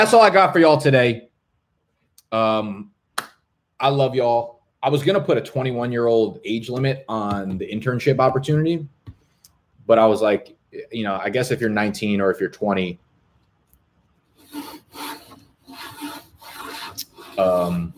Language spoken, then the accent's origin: English; New Jersey, United States; moved away as an adult; also born or lived in Brooklyn, New York; now in New York, United States; I was born in Brooklyn, moved to Jersey when I was very, very young. I spent most of my life in New Jersey